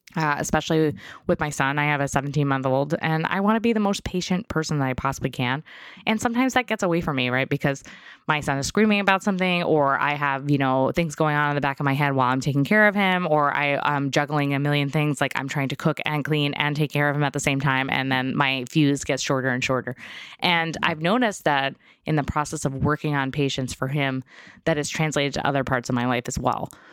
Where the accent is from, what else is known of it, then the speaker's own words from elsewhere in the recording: New York, United States; I grew up in New York